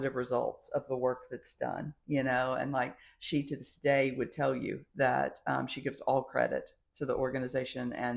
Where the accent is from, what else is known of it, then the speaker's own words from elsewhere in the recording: Hot Springs, Arkansas, United States; I am from Hot Springs, Arkansas as well.